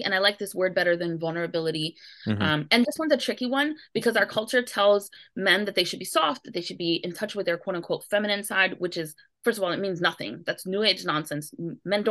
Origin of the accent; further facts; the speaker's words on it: New York City, New York, United States; I grew up in New York City